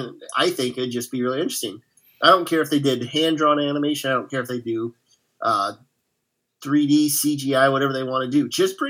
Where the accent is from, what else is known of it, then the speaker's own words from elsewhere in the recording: Quincy and Decatur, Illinois, United States; When I moved from Quincy to Decatur, Illinois, in 1993